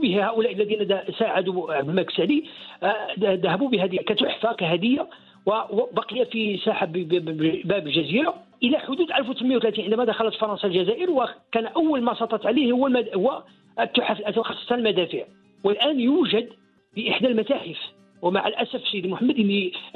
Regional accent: Morocco; نحن كمغاربة

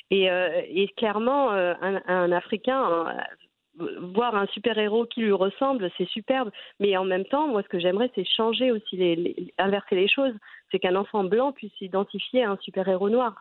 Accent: Trappes, Île-de-France, France; moi, j'ai grandi à Trappes, hein, mhm. en banlieue parisienne

